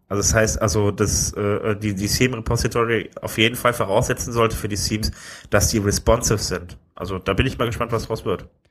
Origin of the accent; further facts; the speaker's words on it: Wuppertal, North Rhine-Westphalia, Germany; also born or lived in Düsseldorf; eigentlich bin ich ja geboren in Wuppertal